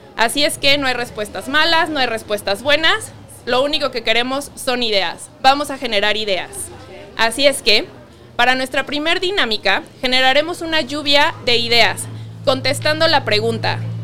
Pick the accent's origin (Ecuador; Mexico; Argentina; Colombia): Mexico; nos caracteriza como mexicanos